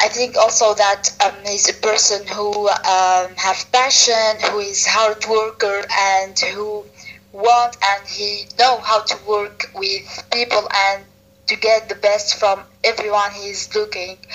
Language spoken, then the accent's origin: English; Tunisia; I'm an entrepreneur from Tunisia.